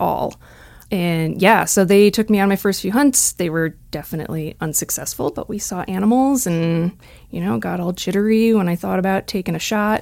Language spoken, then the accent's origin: English; just outside the Twin Cities, Minnesota, United States; moved away; I grew up in Minnesota, just outside the Twin Cities.